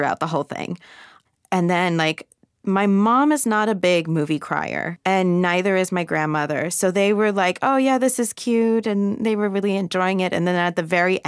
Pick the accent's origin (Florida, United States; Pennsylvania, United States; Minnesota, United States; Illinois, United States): Florida, United States; Central; I grew up outside of Disney World. There's no escaping Disney from Central Florida